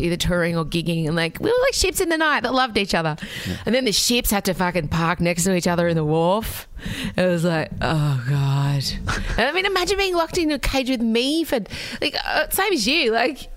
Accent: Australia; as an immigrant's daughter, I bristle at being called an Aussie because Australia Day was really awful for me for most of my primary school experience

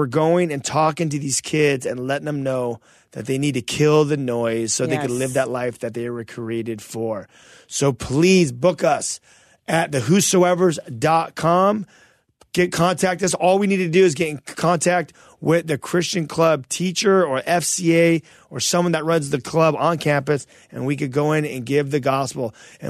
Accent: Toronto, Ontario, Canada; We're from Toronto.

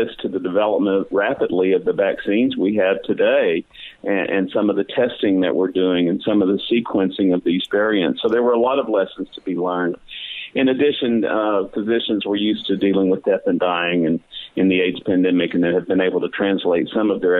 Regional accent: Beaumont, Texas, United States; also born or lived in Dallas, Texas / New Haven, Connecticut; I grew up in Southeast Texas, the Beaumont, Port Arthur area

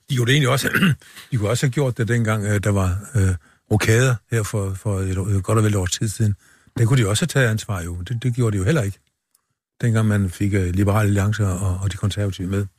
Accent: Funen, Southern Denmark, Denmark; vi er, vi er jo ikke sønderjyder. Vi er fynboer

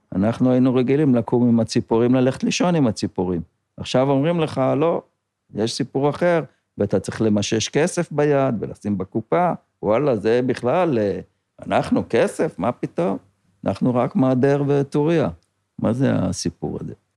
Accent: Kibbutz Kinneret, Northern District, Israel; נולדתי פה בקיבוץ

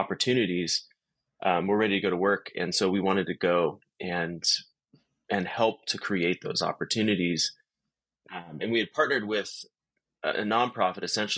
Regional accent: Southern California, United States; my wife and I, we grew up in Southern California

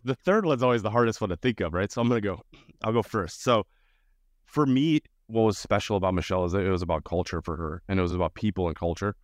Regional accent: Winfield, Illinois, United States; I grew up in the suburbs of Chicago, the western suburbs of Chicago, in this tiny little town called Winfield

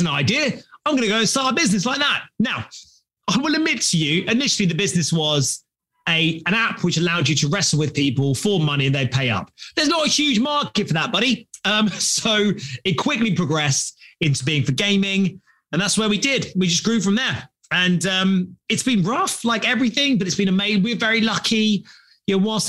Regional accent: London, United Kingdom; As you can tell by my sexy accent, I'm from London, England.

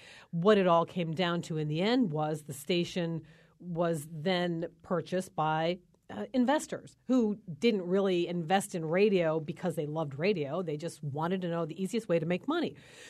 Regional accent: Somers, Connecticut, United States; I'm from Summers, and we were without power for 10 days.

